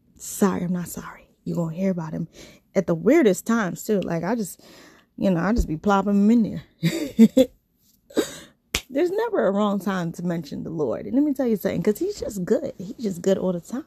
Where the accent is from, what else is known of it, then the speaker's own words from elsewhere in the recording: New York, United States; also born or lived in California; I am from New York.